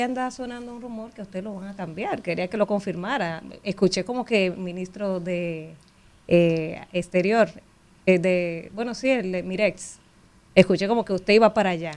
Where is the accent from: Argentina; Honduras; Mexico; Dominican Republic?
Dominican Republic; lo que somos capaces los dominicanos